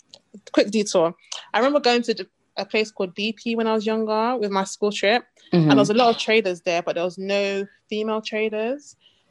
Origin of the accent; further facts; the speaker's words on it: London, United Kingdom; Mm-hmm. I'm from East London